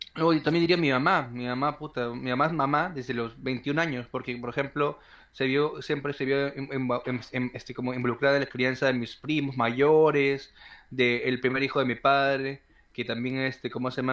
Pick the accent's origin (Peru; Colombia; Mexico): Peru; nací en Perú